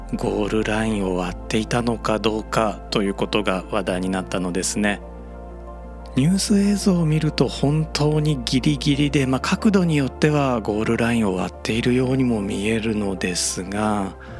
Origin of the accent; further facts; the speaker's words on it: Japan; 僕たち日本人が